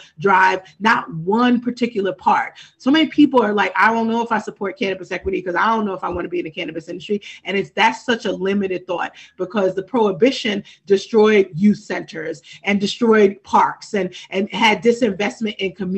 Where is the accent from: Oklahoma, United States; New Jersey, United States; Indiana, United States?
New Jersey, United States; Trenton; I know growing up in Trenton.